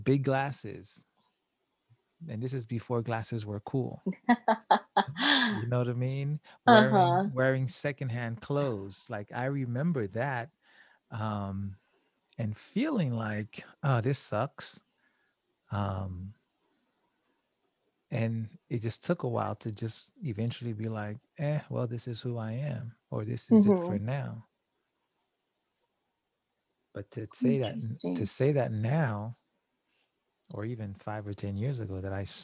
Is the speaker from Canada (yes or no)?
no; Haiti; moved away; I was born in Haiti